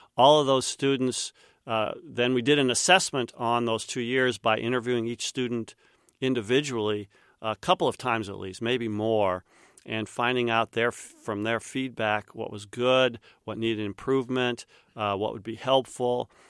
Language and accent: English; Winfield, Kansas, United States; moved away; my dad use, uh, used to teach at Saint John's College, which is where I grew up in Winfield, Kansas.